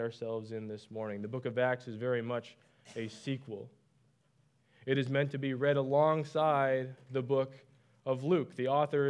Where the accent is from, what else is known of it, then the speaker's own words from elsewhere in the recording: Canada; moved away; I'm from Canada